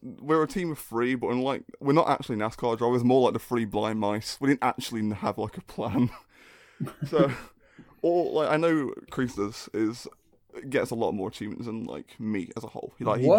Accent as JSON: {"language": "English", "country": "United Kingdom", "said": "I'm British."}